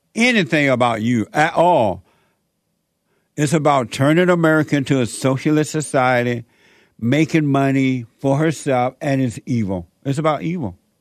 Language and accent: English; Alabama, United States; born or raised there; moved away as an adult; also born or lived in Los Angeles